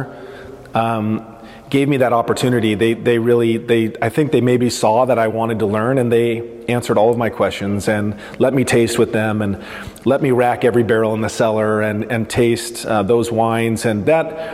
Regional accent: Portland, Oregon, United States; we grew up in Northwest Portland

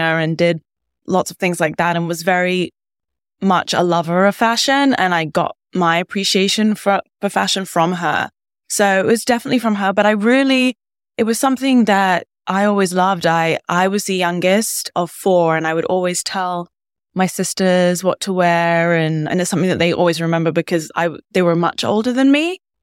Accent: London, United Kingdom; moved away as an adult; now in New York, United States; I grew up in London and went to boarding school in the U K, and then I came to the States for university.

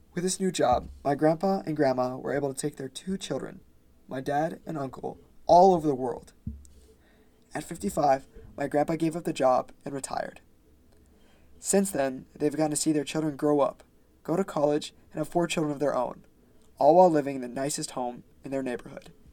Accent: Pensacola, Florida, United States; I'm from Pensacola, Florida

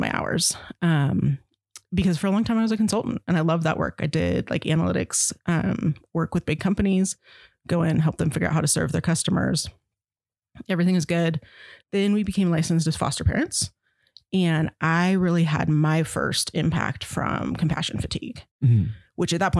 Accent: Verdi, Nevada, United States; I grew up in Verdi, and my dad was fire for 40 years

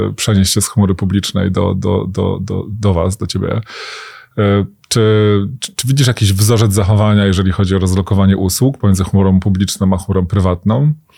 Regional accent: Łódź, Łódź Voivodeship, Poland; jako rodowity łodzianin

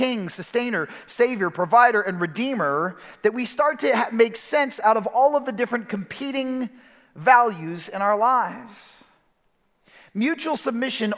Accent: Chicago, Illinois, United States; moved away as an adult; also born or lived in Detroit; now in West Michigan, United States; my wife Kelly and I, we grew up in Chicago.

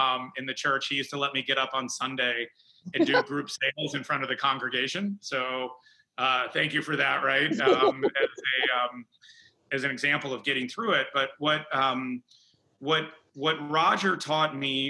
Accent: Schaumburg, Illinois, United States; I grew up in Chicago. I grew up in Schaumburg, Illinois

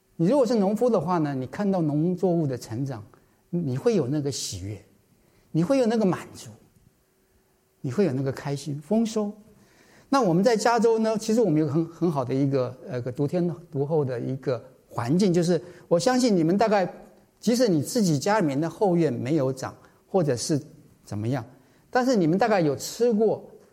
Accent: Taiwan; moved away; 我是台湾来的，在台湾小时候也是这样子啊，夜不闭户啊

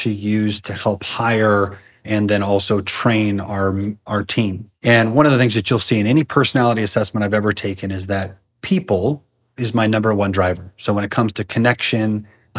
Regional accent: Seattle, Washington, United States; moved away as an adult; also born or lived in California; now in Idaho, United States; I was born in California, but lived most of my life in the Seattle area

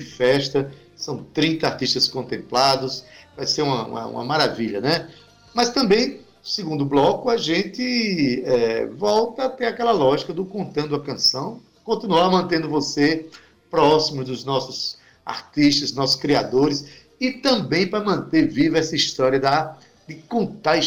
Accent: Itabaiana, Paraíba, Brazil; um itabaianense, né, lugar de onde eu nasci

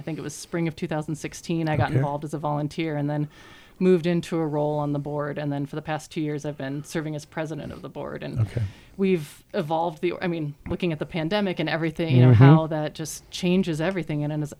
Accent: Denver, Colorado, United States; moved away as an adult; also born or lived in Seattle area, Washington; now in Northfield, United States; I grew up in Colorado, suburbs of Denver, and all spent my formative years there, went to university, and my undergrad and graduate degrees are from the University of Denver.

